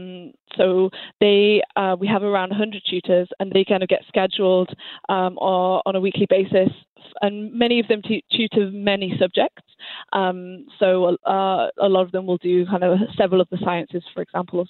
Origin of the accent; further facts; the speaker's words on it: England, United Kingdom; moved away as an adult; now in Montreal, Canada; I actually am technically Canadian, but I grew up in England